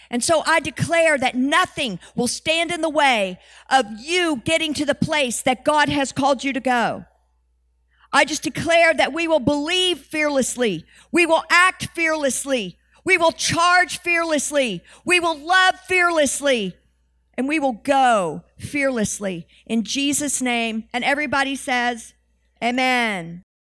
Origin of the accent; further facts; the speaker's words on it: United States; we're the Western Church and we're from America